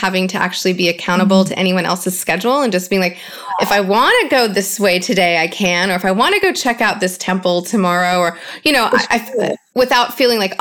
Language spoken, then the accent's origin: English; United States; growing up in the States